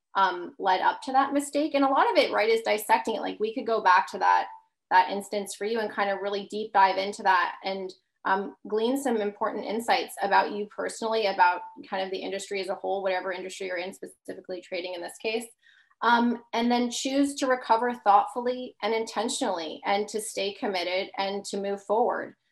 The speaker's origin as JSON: {"language": "English", "area": "Long Island", "region": "New York", "country": "United States", "tie": "born or raised there", "said": "grew up in Long Island"}